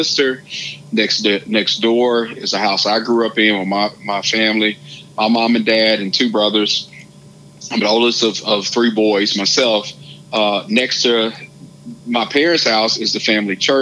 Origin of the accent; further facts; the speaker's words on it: Hazlehurst, Mississippi, United States; I'm from Hazelhurst, a small town of about 4,000 people, and I grew up 9 miles outside of the town